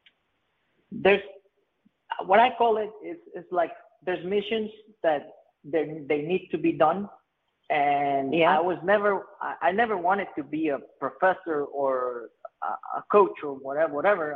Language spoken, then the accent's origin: English; Playa Hermosa, Puntarenas, Costa Rica; growing up in Playa Hermosa was the best, of course, but then there's a lot of poverty in the Central Pacific of Costa Rica